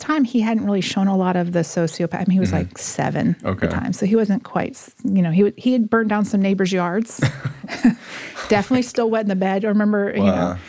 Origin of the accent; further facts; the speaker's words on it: Texas, United States; born there; also born or lived in Oklahoma / Missouri / Mississippi; So we lived in Missouri. I was born in Texas, lived in Oklahoma, Missouri, Mississippi, and then back to Oklahoma and Missouri.